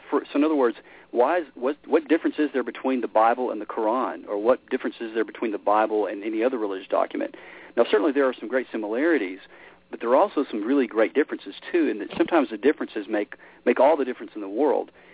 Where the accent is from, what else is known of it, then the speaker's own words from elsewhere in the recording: Memphis, Tennessee, United States; I grew up in Memphis, Tennessee. It's kind of where, uh, you know, I, kind of my roots